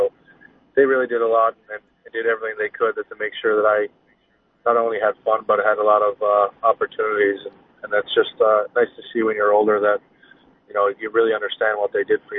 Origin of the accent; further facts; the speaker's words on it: Newfoundland and Labrador, Canada; I grew up right in the city and went to school there, and it was just fun growing up in Newfoundland.